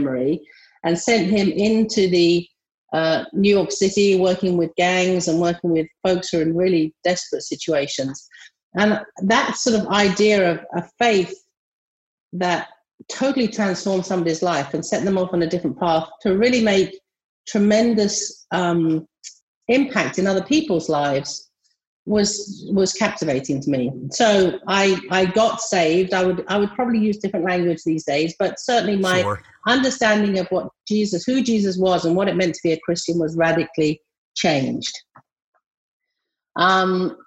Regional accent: England, United Kingdom; moved away as an adult; also born or lived in Massachusetts, United States; now in North Carolina, United States; my accent is not from the United States of America. I grew up in England and born and brought up in England. And in 1998, I moved over to America

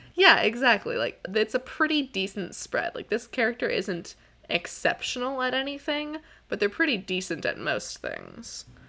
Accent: Pacific Northwest, United States; I am from the Pacific Northwest.

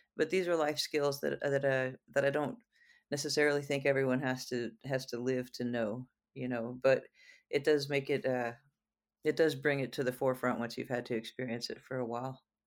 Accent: Houston, Texas, United States; growing up in Houston

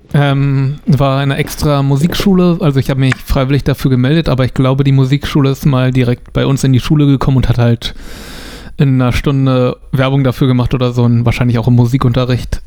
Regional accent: near Potsdam, Brandenburg, Germany; aus der Nähe von Potsdam. Also ah. sechs Kilometer entfernt davon ein Ort.

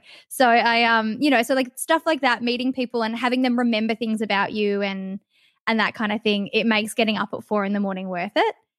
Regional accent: Perth, Western Australia, Australia; also born or lived in Kalgoorlie; I grew up in Leaderville, which, if anyone that's from Perth, is, like, really close to the city

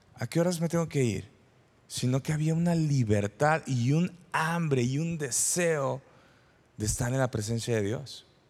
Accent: San Salvador, El Salvador; moved away as an adult; also born or lived in Durango, Mexico; now in Parral, Mexico; yo soy originario del El Salvador, de San Salvador, y me vine a estudiar a Durango, México

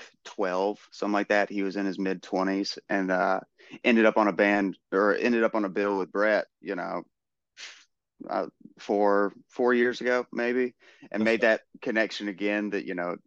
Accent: Florence, Alabama, United States; I grew up in Florence, Alabama, Muscle Shoals

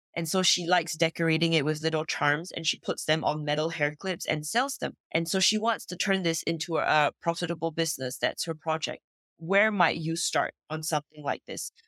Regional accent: Singapore; now in France; I am originally from Singapore, grew up in Singapore, but I don't live there anymore. Today I live in France.

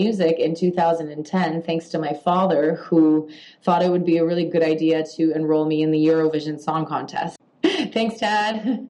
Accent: Toronto, Ontario, Canada; also born or lived in Poland; Growing up, especially in Canada, as a child who was an immigrant, because I did immigrate to Canada when I was 6 years old, I always felt that I was different.

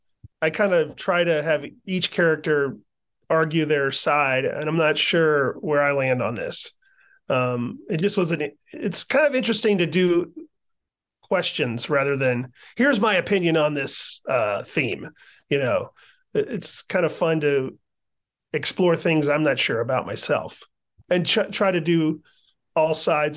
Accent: the South, United States; Yeah, I'm a Southerner, so I have some family from North Carolina and some family from Georgia.

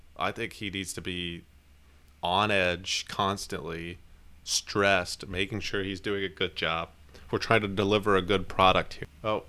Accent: Pennsylvania, United States; I'm from Pennsylvania. I am not from the South. I moved there to start my music career.

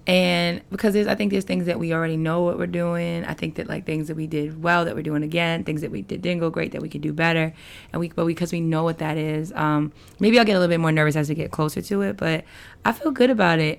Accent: New York City, New York, United States; moved away; I'm from Queens and I grew up on a block with people from the island

